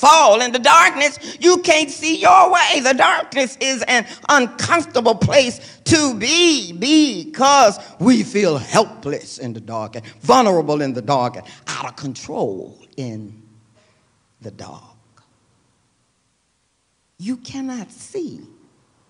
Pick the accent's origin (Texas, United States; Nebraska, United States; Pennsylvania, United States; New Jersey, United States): Texas, United States; Lubbock; I grew up in Lubbock, Texas, that was a college town